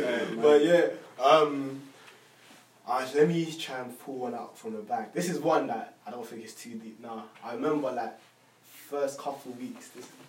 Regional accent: United Kingdom; us being Black males, growing up in the UK, diaspora, isn't it? Obviously, I'm from Madge.

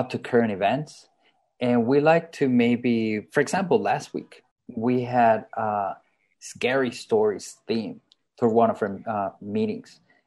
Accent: Colombia; I am from Colombia

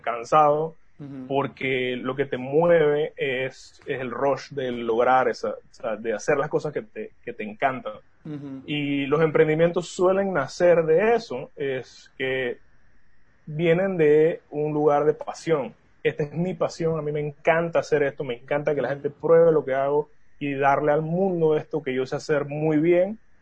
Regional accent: Panama; somos cuatro socios panameños

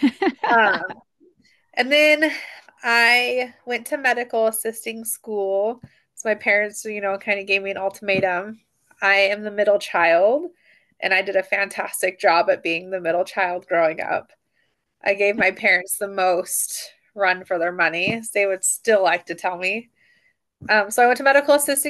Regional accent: Sandy, Oregon, United States; moved away as an adult; also born or lived in Montana; I grew up in Sandy, Oregon

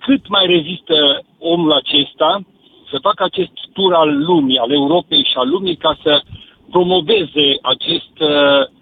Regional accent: Cluj-Napoca, Cluj County, Romania; eu sunt din Cluj cu oraș universitar și sunt chiar și universitar.

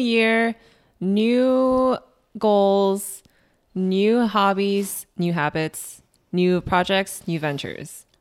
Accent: Chicago, Illinois, United States; also born or lived in Skokie, Illinois; I was born and raised in Chicago.

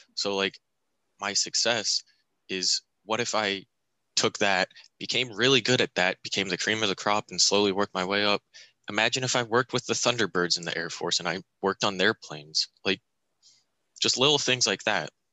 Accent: Montoursville, Pennsylvania, United States; born or raised there

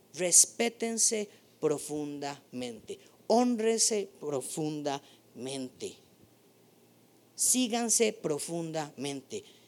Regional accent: Costa Rica

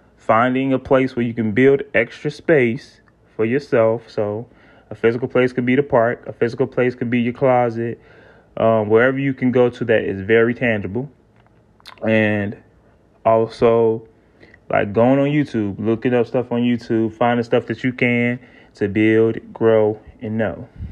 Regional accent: South Carolina, United States; I'm from the South, right? I'm from South Carolina

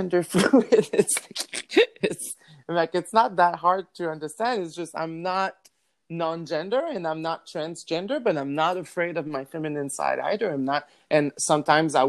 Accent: New Brunswick, Canada; first language French; English is a second language; moved away; I'm from New Brunswick, so a small town where they don't really have those discussion ever.

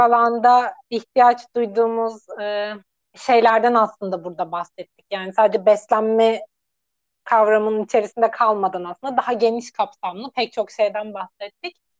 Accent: Antalya, Turkey; also born or lived in Gaziantep; ben Antalyalıyım

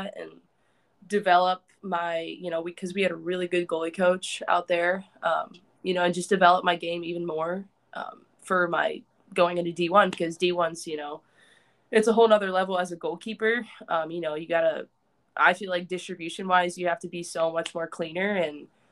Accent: Nebraska, United States; moved away as an adult; also born or lived in California; growing up in Nebraska

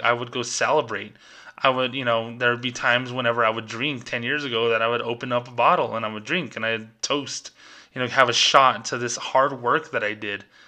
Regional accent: New Mexico, United States; my home state, New Mexico

